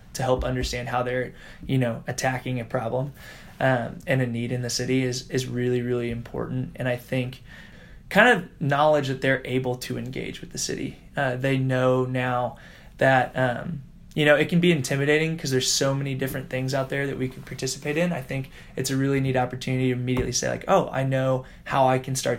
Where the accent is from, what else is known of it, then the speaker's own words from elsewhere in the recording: Indianapolis, Indiana, United States; I've had the privilege of growing up in Indianapolis, born and raised here, went to Butler University, literally have not left Indianapolis in any living capacity my entire life